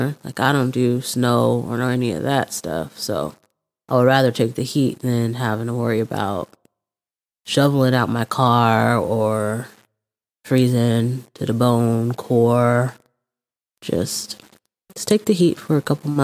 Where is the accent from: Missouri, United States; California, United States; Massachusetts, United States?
California, United States; now in Arizona, United States; I'm from California